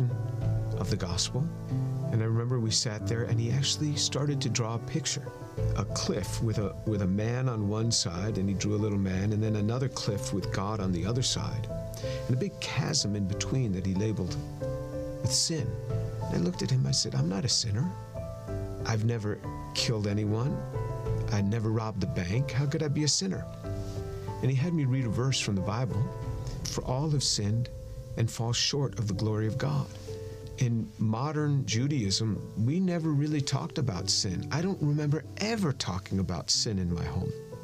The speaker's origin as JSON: {"language": "English", "region": "New York", "country": "United States", "tie": "born or raised there", "said": "I grew up just outside of New York City"}